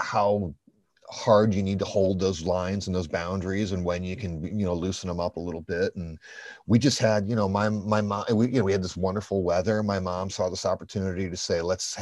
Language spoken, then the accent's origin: English; Chicago, Illinois, United States; we're from Chicago